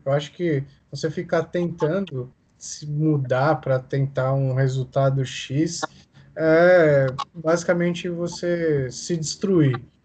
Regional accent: Brazil; eu nasci no Brasil

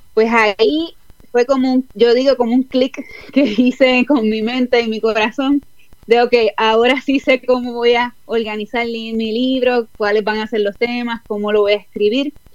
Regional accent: Puerto Rico; moved away as an adult; now in Houston, United States; Pues ahora mismo estoy en Houston, Texas, aquí en los Estados Unidos, hace cuatro años y medio, pero soy original de Puerto Rico.

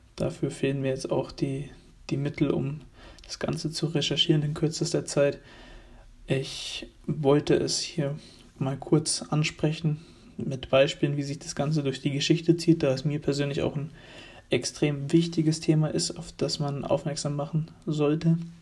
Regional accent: Germany; wir freuen uns alle als Deutsche

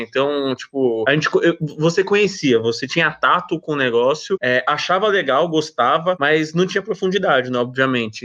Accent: São Paulo, Brazil; eu sou nascido e criado é, aqui no bairro da Moca, aqui em São Paulo, é, Zona Leste próximo do centro

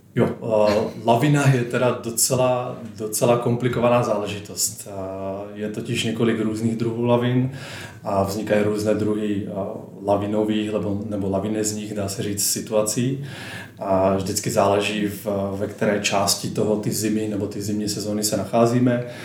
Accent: Slovakia; moved away as an adult; now in Prague, Czech Republic; Pocházím ze Slovenska, ale žiju dvanáct let, eh, tady v Česku

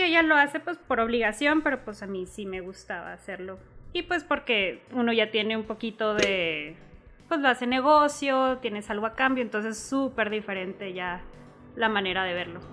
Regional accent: Chihuahua, Mexico; also born or lived in El Paso, Texas, United States; prácticamente nada más nací allá y toda mi vida he crecido, he estudiado aquí en Chihuahua

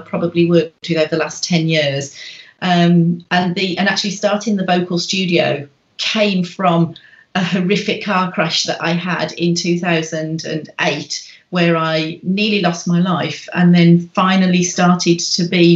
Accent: Birmingham, West Midlands, United Kingdom; moved away as an adult; now in Wales, United Kingdom; I live in Wales in the UK. And I was born in Birmingham in England.

